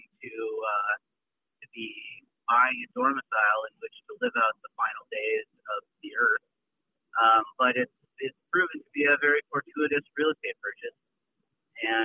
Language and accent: English; St. Paul, Minnesota, United States; also born or lived in Lawrence, Kansas / Brooklyn, New York; now in Catskills, United States; I'm originally from St. Paul, Minnesota